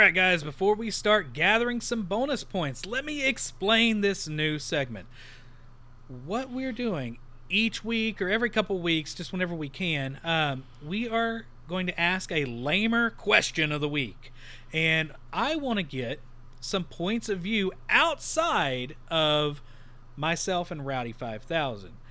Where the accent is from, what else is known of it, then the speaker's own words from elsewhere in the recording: Texas, United States; we're from Texas